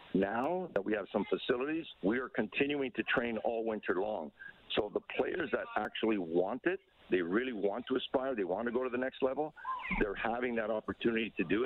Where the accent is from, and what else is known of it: Canada